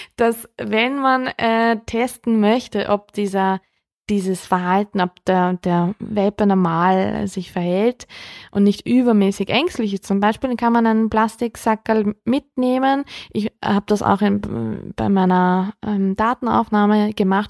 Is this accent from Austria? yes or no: yes; Austria; bei uns in Österreich